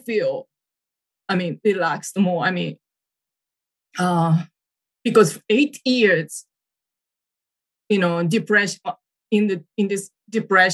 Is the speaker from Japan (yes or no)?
yes; Japan; English is a second language; I am Japanese